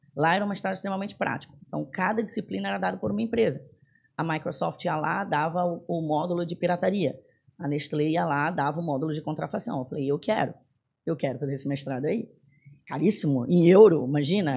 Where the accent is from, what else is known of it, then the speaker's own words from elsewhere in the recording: Belém, Pará, Brazil; moved away as an adult; also born or lived in São Paulo, Brazil / United States; now in Florianópolis, Brazil; eu sou do norte, eu sou de Belém do Pará